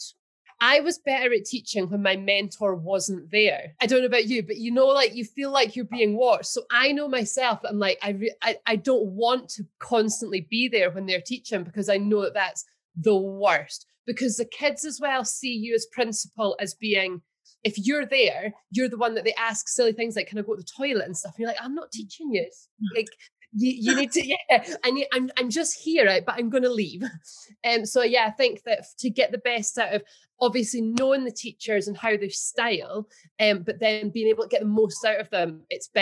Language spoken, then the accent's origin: English; Kelso, Scotland, United Kingdom; my hometown's Kelso